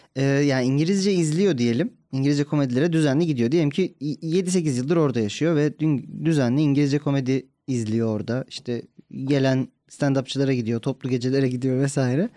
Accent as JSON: {"language": "Turkish", "region": "İzmir", "country": "Turkey", "tie": "born or raised there", "moved": "yes", "said": "kendi memleketim"}